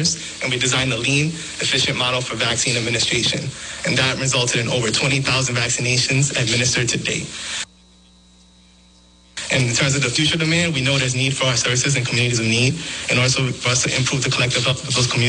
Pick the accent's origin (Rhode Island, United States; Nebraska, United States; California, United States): Rhode Island, United States; Providence; I'm born in the U.S. I was born here in Providence.